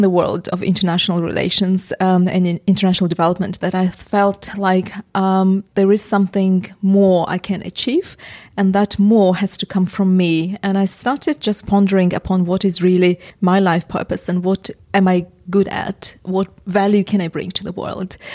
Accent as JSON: {"language": "English", "country": "Uzbekistan", "second_language": "English", "moved": "as an adult", "lives_now": "England", "said": "because I'm originally from Uzbekistan. The education I had was Soviet"}